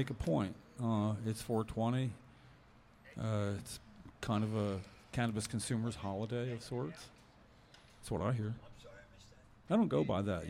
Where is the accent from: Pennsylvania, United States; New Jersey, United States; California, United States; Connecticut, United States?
New Jersey, United States; We're from New Jersey